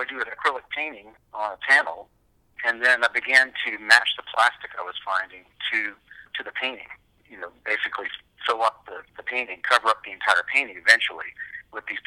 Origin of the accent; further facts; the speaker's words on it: Savannah, Georgia, United States; as a child growing up in Savannah